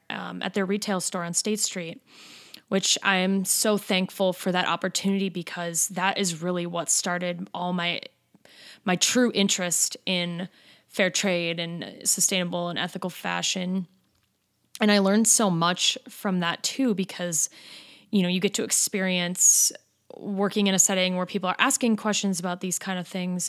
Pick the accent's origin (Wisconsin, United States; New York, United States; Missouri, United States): Wisconsin, United States; Madison; our home state and basically in my hometown.